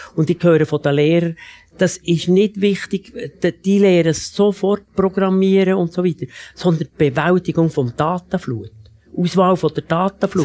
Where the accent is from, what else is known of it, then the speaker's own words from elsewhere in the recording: Switzerland; bei uns in der Schweiz